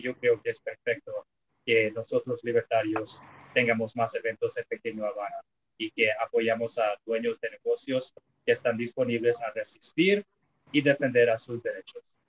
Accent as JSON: {"language": "Spanish", "region": "California", "country": "United States", "said": "yo soy californiano, no soy de Florida"}